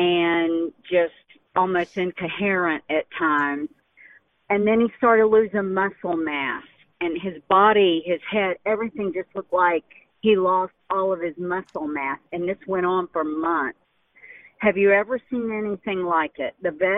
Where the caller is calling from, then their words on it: St. Augustine, Florida, United States; Hi, I am … from St. Augustine, Florida.